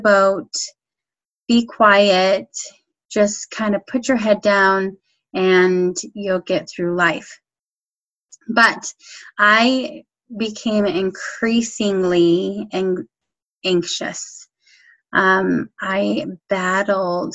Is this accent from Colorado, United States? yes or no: yes; Colorado, United States; I grew up in Colorado.